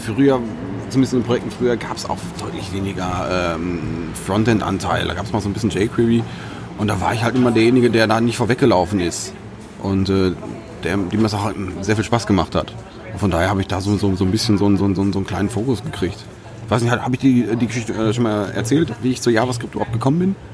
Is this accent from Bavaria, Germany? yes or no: no; Sauerland, North Rhine-Westphalia, Germany; ich komme aus dem Sauerland